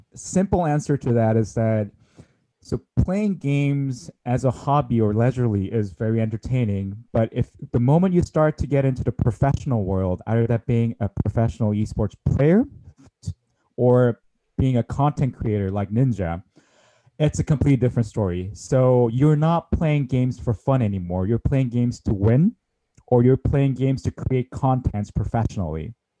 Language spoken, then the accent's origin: English; South Korea; in the nineties, uh, where I grew up in South Korea